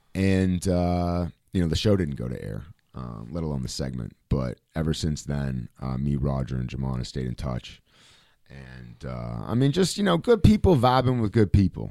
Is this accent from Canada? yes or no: yes; Canada; as a Canadian guy